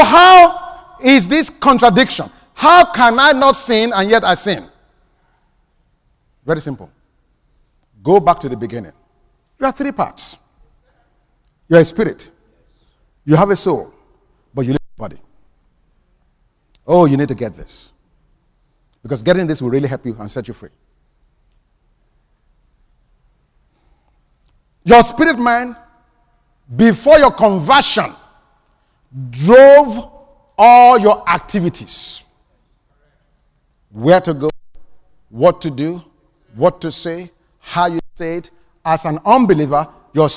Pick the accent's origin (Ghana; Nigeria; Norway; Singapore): Nigeria; now in United States; In my home country